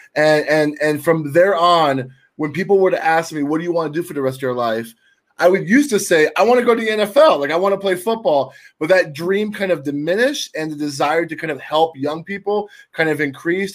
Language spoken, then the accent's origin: English; Tampa, Florida, United States; now in Milwaukee, United States; I'm originally from Tampa, Florida, and somehow I'm the only Cuban that made it north of Nashville